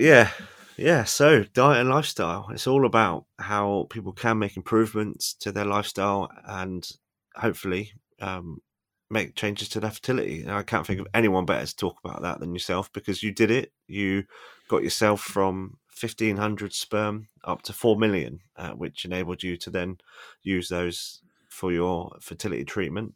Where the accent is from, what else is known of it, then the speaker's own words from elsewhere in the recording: Devon, South West England, United Kingdom; moved away as an adult; also born or lived in London; I grew up in De- a coastal town in Devon